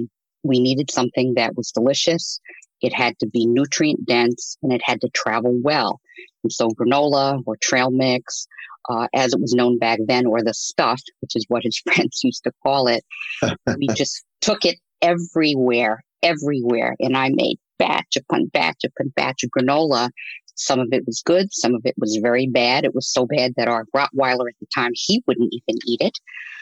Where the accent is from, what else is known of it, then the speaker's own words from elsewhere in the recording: New York City, New York, United States; moved away; also born or lived in Northeast Ohio; I am a native New Yorker. I grew up in Queens, New York, actually St. Albans, New York.